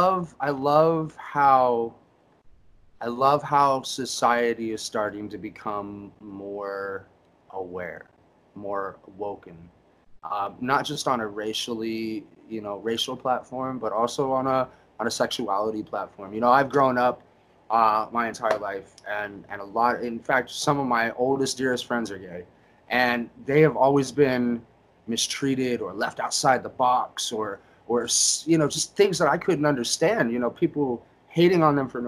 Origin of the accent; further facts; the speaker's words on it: Indiana, United States; I grew up in Indiana